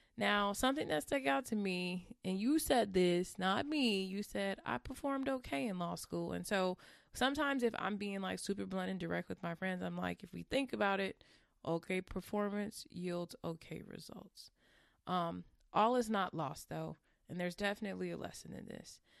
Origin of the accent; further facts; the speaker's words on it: California, United States; I'm from California